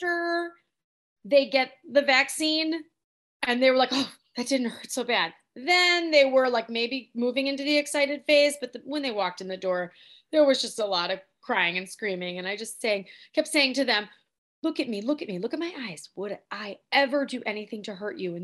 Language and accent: English; Oak Park, Illinois, United States; I actually grew up here in Oak Park.